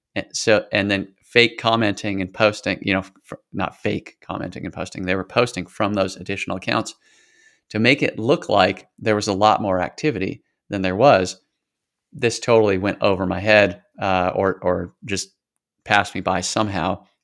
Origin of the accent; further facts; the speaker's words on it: Washington, United States; moved away as an adult; also born or lived in Idaho / California / Portland / Atlanta; I was born in Idaho, lived in California for a while, and then until I graduated high school, spent most of the rest of my time in Washington State